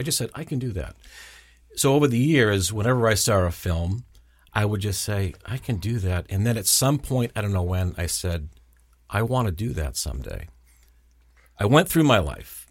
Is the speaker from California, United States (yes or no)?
no; South Shore, south of Boston, Massachusetts, United States; accent: Boston; grew up the south of the city, about twenty-five miles south